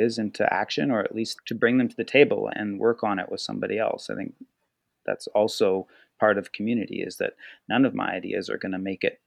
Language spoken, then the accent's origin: English; Argenta, British Columbia, Canada; now in Nelson, Canada; I grew up in Argenta